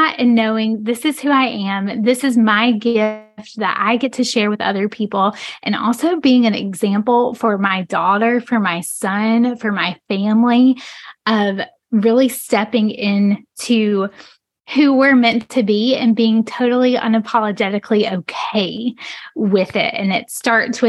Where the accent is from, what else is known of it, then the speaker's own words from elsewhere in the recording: rural North Carolina, United States; I grew up in North Carolina, in the middle of the state, smack dab in the middle of the state, rural North Carolina